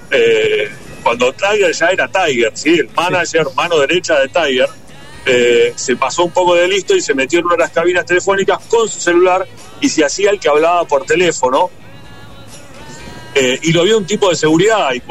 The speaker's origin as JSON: {"language": "Spanish", "town": "Bariloche", "region": "Río Negro", "country": "Argentina", "said": "Y yo soy de Bariloche"}